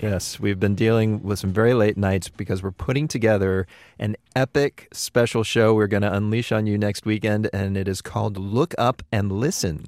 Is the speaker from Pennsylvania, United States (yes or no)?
yes; Pittsburgh, Pennsylvania, United States; my hometown of Pittsburgh